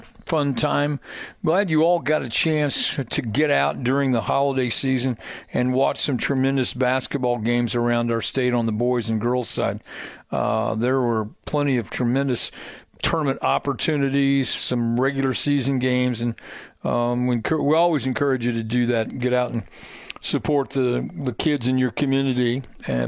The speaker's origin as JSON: {"language": "English", "area": "Hendricks County", "region": "Indiana", "country": "United States", "tie": "born or raised there", "said": "I grew up in Hendricks County"}